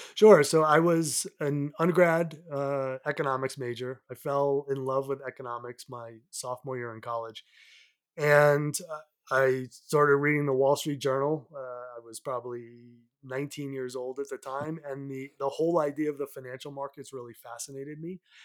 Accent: south of Boston, Massachusetts, United States; moved away as an adult; also born or lived in New York City; now in Colorado, United States; I grew up about forty-five, minutes, uh, south of Boston, uh, on the Atlantic Ocean side

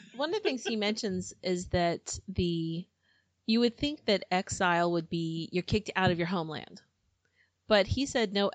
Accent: United States; I'm American

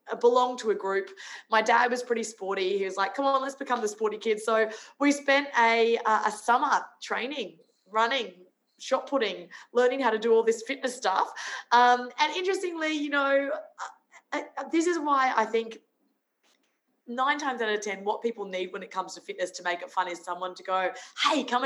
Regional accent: Brisbane, Queensland, Australia; also born or lived in Sunshine Coast, Queensland; But I was a Queenslander. So I grew up in Brisbane and then moved to the sunny coast.

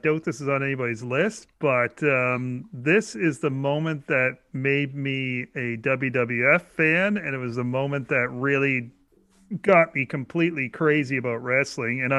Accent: Canada; being a Canadian

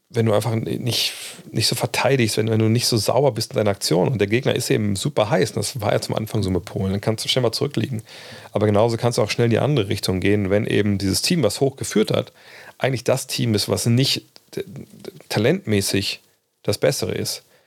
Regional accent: Germany; als Deutscher

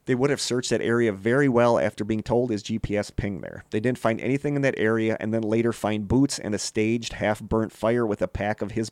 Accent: Idaho, United States; Yes, I know. I'm from that area. I'm from I'm from Idaho.

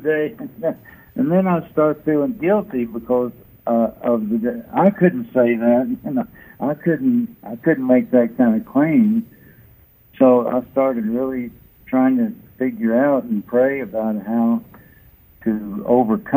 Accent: Lexington, Kentucky, United States; moved away; Lexington, my hometown.

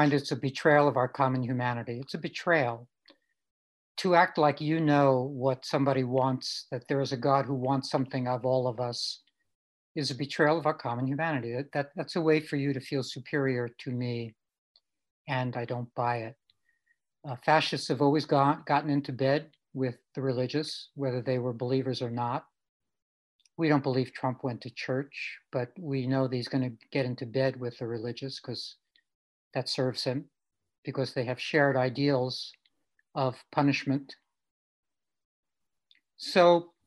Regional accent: New York City, New York, United States; when I was growing up in Brooklyn. Grew up with my mom, just the two of us.

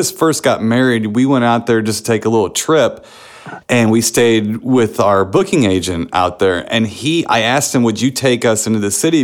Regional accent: St. Louis, Missouri, United States; I'm from St. Louis

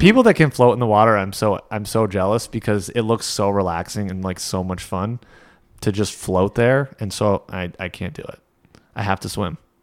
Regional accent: Saint Lawrence River, New York, United States; we grew up on the Saint Lawrence

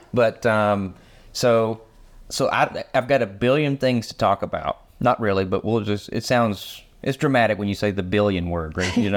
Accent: United States; for us Americans

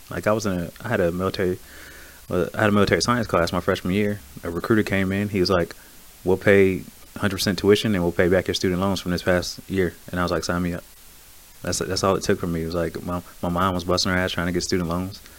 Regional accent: Buffalo, New York, United States; From Buffalo, New York.

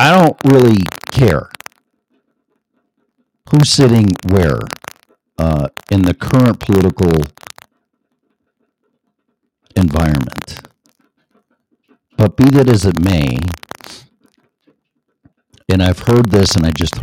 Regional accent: Illinois, United States; moved away as an adult; now in Colorado, United States; my home state of Illinois

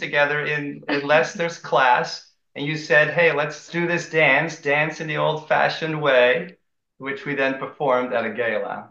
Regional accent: Amsterdam, North Holland, Netherlands; moved away; also born or lived in Maryland, United States; I grew up in Holland, Amsterdam, the Netherlands

